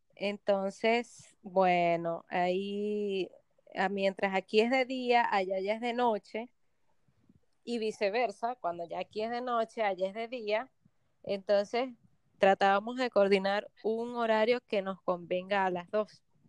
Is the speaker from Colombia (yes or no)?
no; Venezuela; moved away as an adult; now in Punta Cana, Dominican Republic; nosotros somos dos chicas venezolanas que decidimos emigrar hace un tiempo